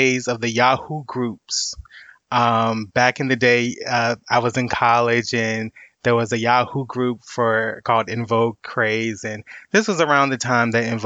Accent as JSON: {"language": "English", "region": "Virginia", "country": "United States", "said": "I'm from Virginia, or, you know, almost the DMV area"}